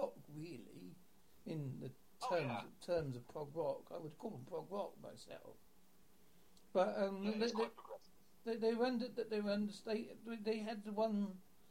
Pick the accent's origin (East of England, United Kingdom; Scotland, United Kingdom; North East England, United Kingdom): East of England, United Kingdom; Southend-on-Sea; I grew up in Southend-on-Sea